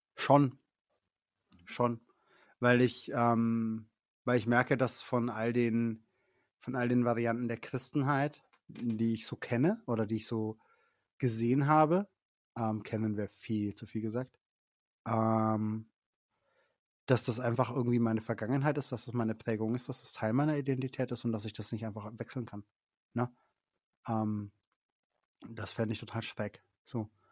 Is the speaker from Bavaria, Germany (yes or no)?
yes; Middle Franconia, Bavaria, Germany; Ich komme aus Mittelfranken